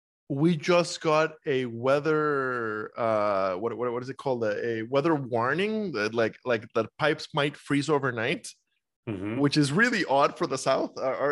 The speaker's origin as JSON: {"language": "English", "country": "Costa Rica", "tie": "born or raised there", "also_born_or_lived": "Iowa", "moved": "as an adult", "lives_now": "United States", "said": "So, born and raised in Costa Rica and I went to school in Iowa and spent 10 years there."}